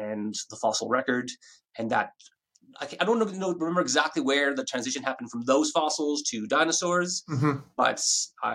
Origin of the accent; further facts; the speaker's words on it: Ottawa, Ontario, Canada; moved away as an adult; now in Australia; I'm from Ottawa, Canada